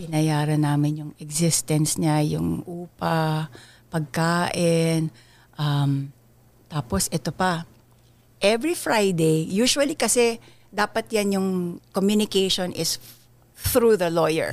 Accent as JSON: {"language": "Tagalog", "country": "Philippines", "tie": "born or raised there", "moved": "as an adult", "lives_now": "United States", "said": "From the time I was a child hanggang nung time na umalis ako ng Pilipinas, artista ako."}